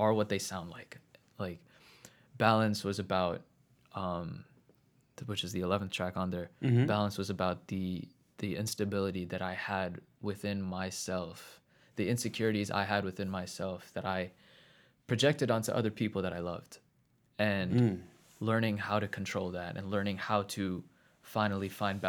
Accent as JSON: {"language": "English", "region": "New Jersey", "country": "United States", "tie": "born or raised there", "also_born_or_lived": "Queens, United States", "said": "Yeah, pretty much. But yeah, so we moved to Central New Jersey when I was like 6."}